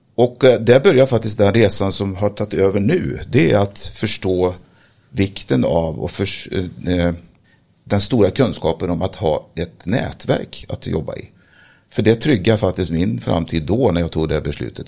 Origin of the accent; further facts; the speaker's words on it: Sweden; Jag är eh, född och uppväxt eh, på Slätta